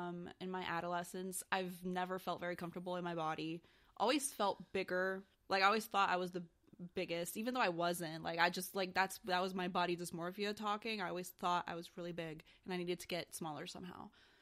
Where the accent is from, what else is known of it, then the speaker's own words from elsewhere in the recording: Brazil; also born or lived in United States; Growing up, I grew up in Brazil, mostly. Well, actually, that's not true. I grew up here and in Brazil.